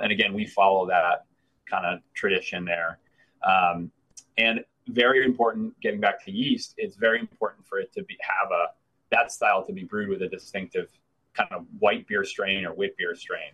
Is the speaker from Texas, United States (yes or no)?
no; Vermont, United States; moved away as an adult; also born or lived in Missoula, Montana; now in Maine, United States; I'm from Vermont.